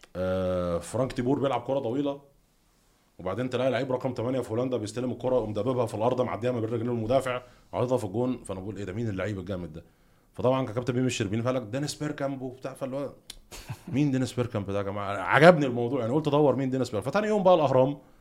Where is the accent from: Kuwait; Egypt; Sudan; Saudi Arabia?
Egypt; احنا مثلا صحينا كلنا كمصريين ال 110 مليون